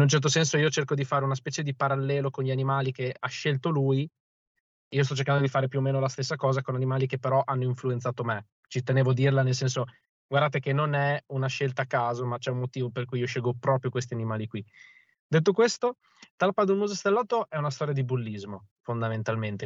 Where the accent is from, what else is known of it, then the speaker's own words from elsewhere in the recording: province of Ravenna, Emilia-Romagna, Italy; now in Bologna, Italy; io sono originario di, della provincia di Ravenna, ma attualmente abito a Bologna